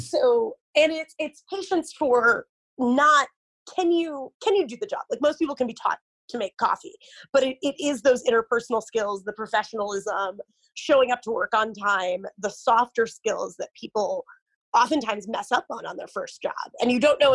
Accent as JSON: {"language": "English", "town": "Omaha", "region": "Nebraska", "country": "United States", "tie": "born or raised there", "said": "my hometown in Omaha, Nebraska"}